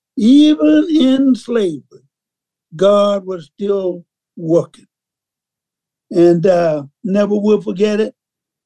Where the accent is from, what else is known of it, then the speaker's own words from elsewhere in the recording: Mississippi, United States; So being that I grew up in Mississippi